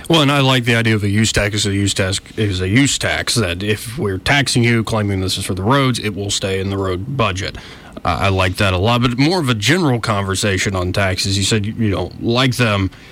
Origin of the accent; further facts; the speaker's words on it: Montgomery, Alabama, United States; I'm 30 years old. I haven't really laid down too many roots, though I was born and raised in Montgomery.